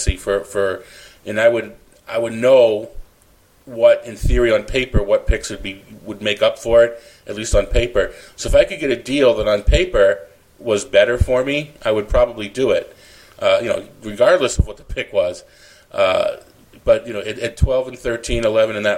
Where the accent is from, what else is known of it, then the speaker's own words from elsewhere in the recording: Boston, Massachusetts, United States; now in Phoenix, United States; back to my hometown in Boston